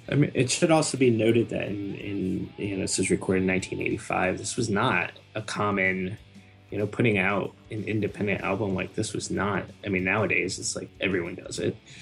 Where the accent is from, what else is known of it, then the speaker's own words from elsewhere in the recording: Connecticut, United States; now in Brooklyn, United States; Connecticut originally, and now I'm in Brooklyn, New York.